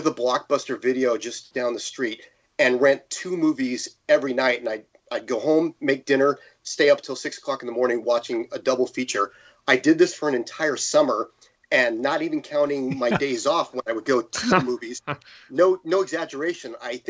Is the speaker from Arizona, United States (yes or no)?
no; San Jose, California, United States; also born or lived in New York; Well, I'm from New York, although I was raised in San Jose, California. In fact, until recently, the last 50 years, I'm 51, the last 50 years, my residence was in the city of San Jose the entire time.